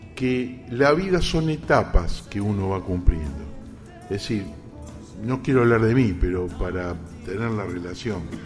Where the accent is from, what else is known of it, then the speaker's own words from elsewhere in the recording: Campana, Buenos Aires Province, Argentina; mi ciudad natal, por Campana